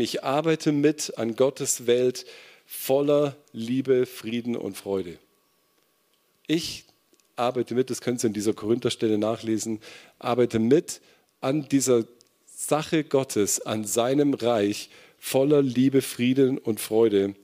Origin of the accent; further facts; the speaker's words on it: Kempten, Bavaria, Germany; moved away; in meiner Gemeinde erlebt, in Kempten, wo ich herkomme